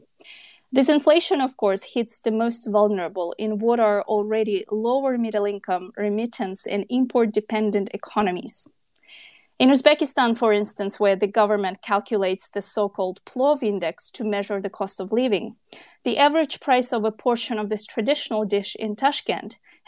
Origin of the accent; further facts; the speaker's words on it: Kyrgyzstan; I'm a journalist from Kyrgyzstan